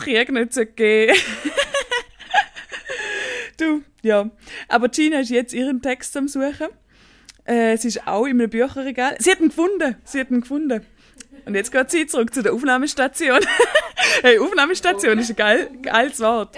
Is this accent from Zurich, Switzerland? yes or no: no; Staad, St. Gallen, Switzerland; ich bin in Stad aufgewachsen. Das ist ein Dorf